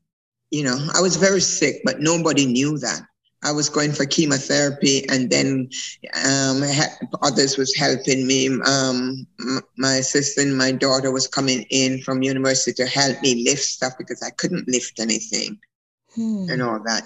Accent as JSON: {"language": "English", "country": "Jamaica", "tie": "born or raised there", "said": "I was born in Jamaica. I'm a Maroon"}